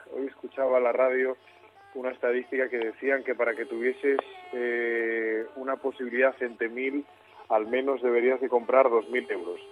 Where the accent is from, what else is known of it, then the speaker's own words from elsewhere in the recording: San Facundo, Asturias, Spain; mi pueblo, un pueblo precioso, San Facundo, en el concejo de Tineo